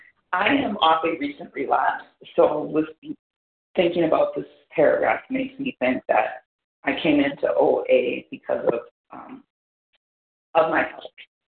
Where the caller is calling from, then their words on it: Wisconsin, United States; I'm from Wisconsin.